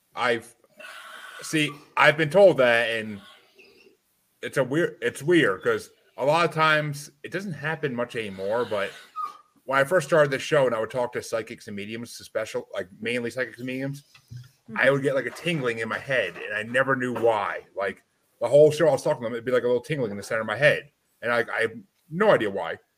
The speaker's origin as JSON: {"language": "English", "town": "Kingston", "region": "New York", "country": "United States", "tie": "born or raised there", "said": "I grew up in Kingston, New York."}